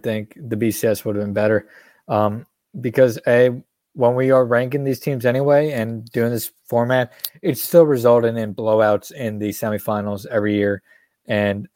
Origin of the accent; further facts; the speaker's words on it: Northeast, United States; where we grew up here in the Northeast, Big Ten country